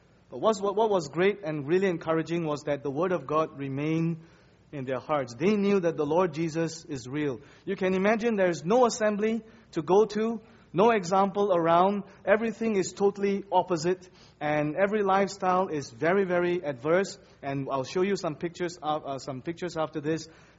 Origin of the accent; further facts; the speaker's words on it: Kuala Lumpur, Malaysia; It was a culture shock because I come from Kuala Lumpur. I was a city boy, and this is just jungle around me